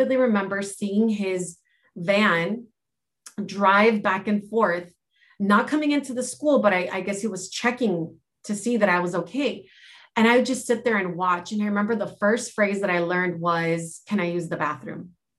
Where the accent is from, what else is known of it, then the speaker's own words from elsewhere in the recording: United States; first language Spanish; English is a second language; And so growing up in America was very interesting because I did not realize that I came from an immigrant family initially. I knew that I spoke Spanish. So, you know, obviously the ages 1 through 4, I was speaking Spanish.